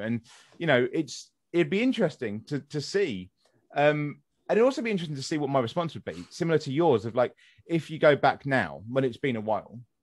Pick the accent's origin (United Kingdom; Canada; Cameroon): United Kingdom; West Sussex, South East England; moved away; I'm from West Sussex originally